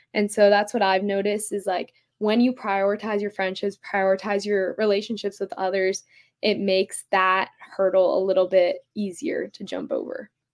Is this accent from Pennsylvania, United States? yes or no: yes; Philadelphia, Pennsylvania, United States; I'm from Philadelphia, Pennsylvania.